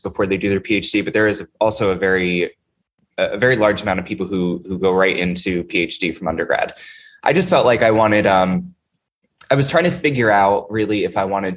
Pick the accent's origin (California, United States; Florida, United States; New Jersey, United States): New Jersey, United States; Vernon; moved away as an adult; also born or lived in New York; now in Baltimore, United States; I'm originally from New Jersey, a very small mountainous town in northern New Jersey, Sussex County. It's called Vernon, middle of nowhere